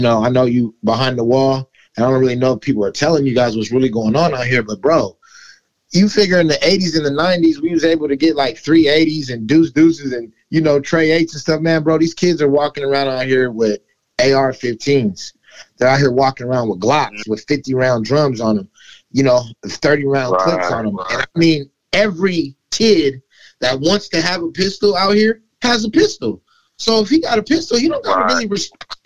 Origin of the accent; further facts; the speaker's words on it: Los Angeles, California, United States; also born or lived in West Seattle, Washington; now in Seattle, United States; I come from California, from Los Angeles.